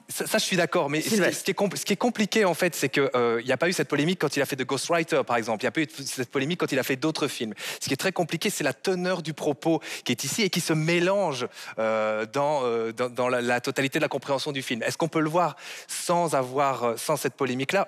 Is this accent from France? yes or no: no; Belgium; en tant que Belge, en tant que Belge francophone